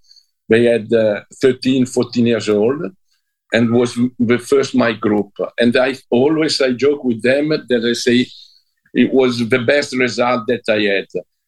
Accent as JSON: {"language": "English", "town": "Como", "region": "Lombardy", "country": "Italy", "second_language": "English", "said": "I'm come from Como."}